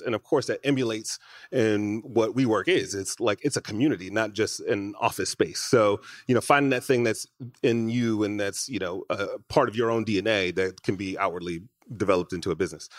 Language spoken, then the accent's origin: English; Detroit, Michigan, United States; now in Los Angeles, United States; I grew up in Michigan right in, in Detroit